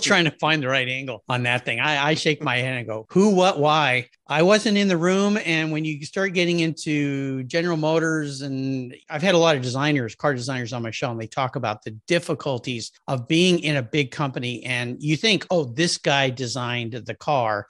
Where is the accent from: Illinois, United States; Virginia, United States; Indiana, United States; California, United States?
California, United States; La Jolla; I grew up in La Jolla, California, which is in Southern California, just north of San Diego.